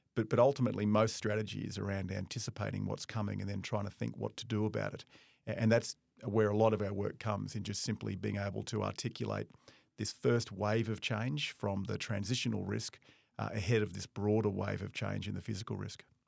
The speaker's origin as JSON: {"language": "English", "town": "Darwin", "region": "Northern Territory", "country": "Australia", "moved": "yes", "said": "I'm from Darwin originally"}